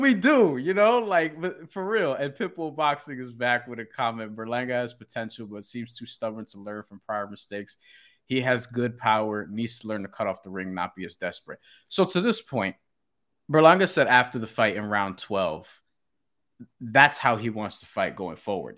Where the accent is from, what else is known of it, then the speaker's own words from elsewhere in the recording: Puerto Rico; I'm Puerto Rican